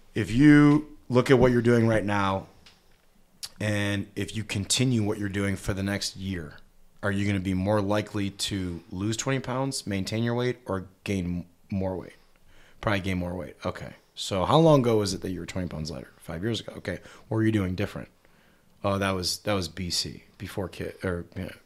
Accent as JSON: {"language": "English", "town": "Cleveland", "region": "Ohio", "country": "United States", "tie": "born or raised there", "also_born_or_lived": "Dallas, Texas", "moved": "as an adult", "said": "born and raised in Cleveland, Ohio"}